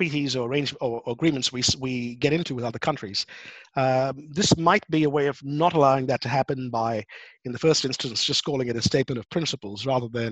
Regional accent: Australia; I'm an Australian

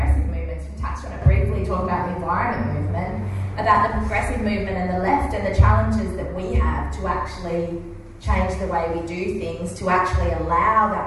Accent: Adelaide, South Australia, Australia; I was born in Adelaide, and my mum's family is from what I like to call very working class Victoria

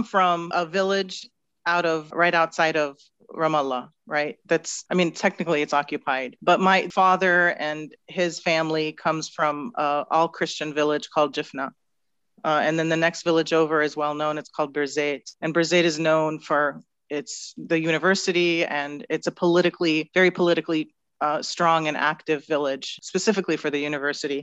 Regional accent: San Francisco, California, United States; also born or lived in West Bank / Kuwait / Jordan; the majority of my life was spent in the San Francisco area

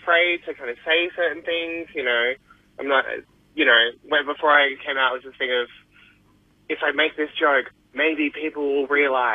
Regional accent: Perth, Western Australia, Australia; moved away; I come from Perth originally

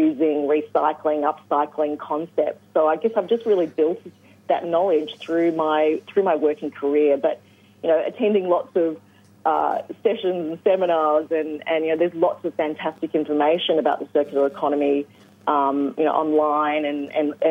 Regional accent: Rutherglen, Victoria, Australia; now in Hobart, Australia; I grew up in Rutherglen in northeast Victoria

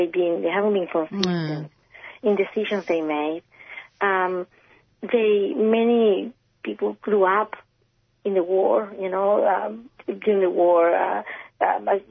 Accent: Chile; now in Australia; I'm not Colombian, I'm Chilean

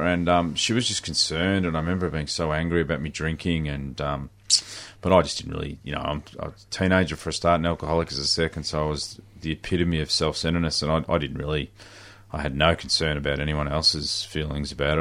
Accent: Horsham, Victoria, Australia; I grew up in, in country Victoria. I grew up in Horsham

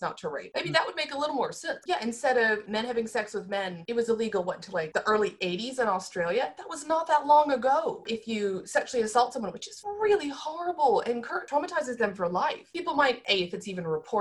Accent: United States; accent: American; by my accent, I'm American

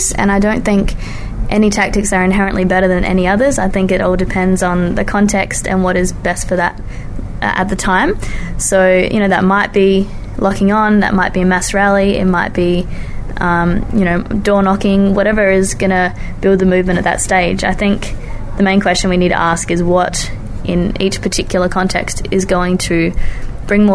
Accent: Adelaide, South Australia, Australia; my hometown, Adelaide

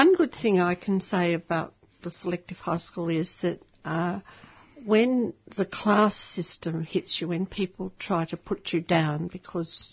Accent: Sydney, New South Wales, Australia; now in Melbourne, Australia; I grew up in Sydney, in Macamba.

